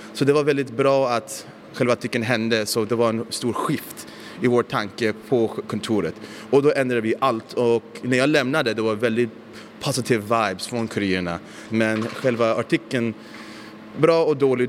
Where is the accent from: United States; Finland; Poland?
United States; now in Stockholm, Sweden; Jag växte upp i USA, så jag spelade mycket amerikansk fotboll, brottning och sånt